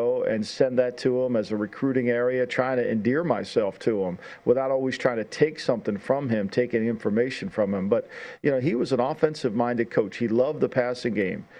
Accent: New York, United States; moved away; I'm some kid from New York

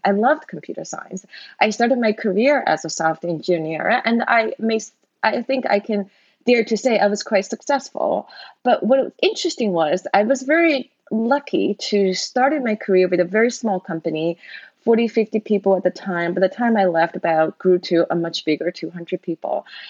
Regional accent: China; moved away as an adult; now in United States; I grew up in China back then the China was still very poor.

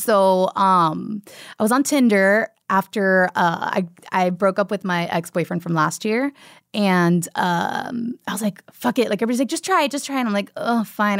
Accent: Miami, Florida, United States; moved away; I'm from Miami and, like, from a big Cuban family

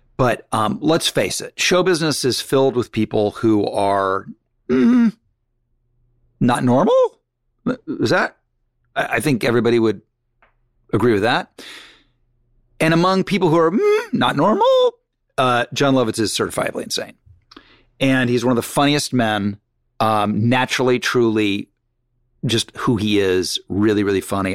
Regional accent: Malibu, California, United States; growing up in Mal, Malibu.

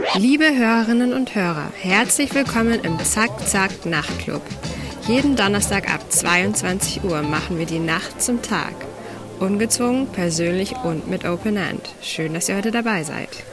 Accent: Vienna, Austria; Ich bin gebürtige Wienerin.

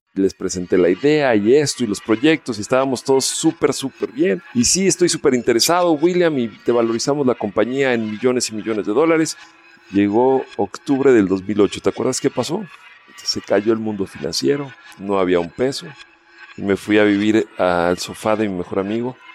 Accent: Mexico City, Mexico; moved away as an adult; also born or lived in Colombia / Palo Alto, United States; Vivía en la Ciudad de México, yo soy mexicano, nacido de aquí

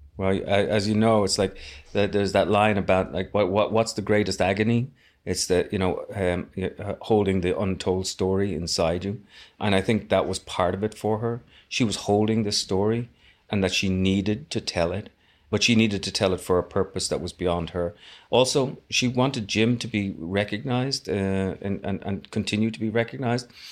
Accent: Dublin, Leinster, Ireland; I was born in Dublin

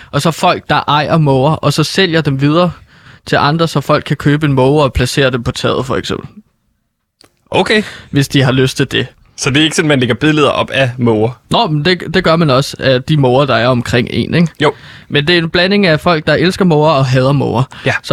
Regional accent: Norway; Danish is a second language; det er fordi, at jeg er fra Norge, så min måde, når jeg prøver at snakke dansk, så går det lidt galt igen.

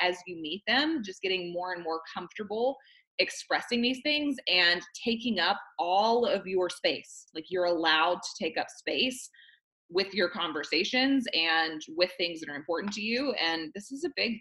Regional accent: the Bible Belt, the South, United States; I was raised in the South, in the Bible Belt

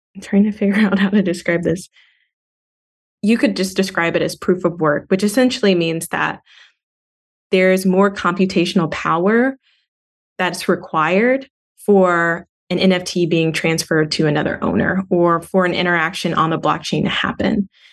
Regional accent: Montgomery, Alabama, United States; also born or lived in Auburn, Alabama; growing up in Montgomery, Alabama

